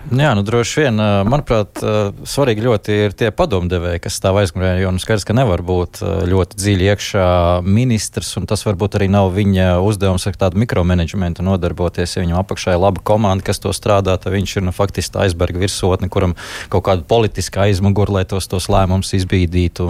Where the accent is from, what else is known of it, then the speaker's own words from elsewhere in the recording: Valmiera, Vidzeme, Latvia; es esmu no Valmieras puses